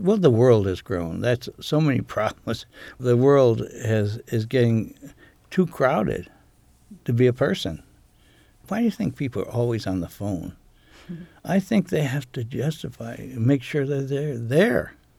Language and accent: English; United States; now in Maine, United States; I was raised on Chesapeake Bay